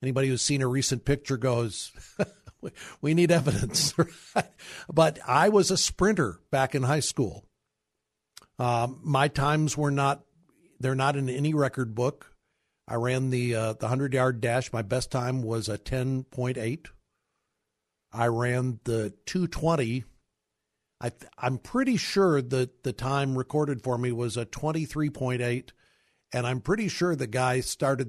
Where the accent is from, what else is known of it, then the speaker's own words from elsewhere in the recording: Kirkwood, Missouri, United States; I grew up in Kirkwood, Missouri, a suburb of St. Louis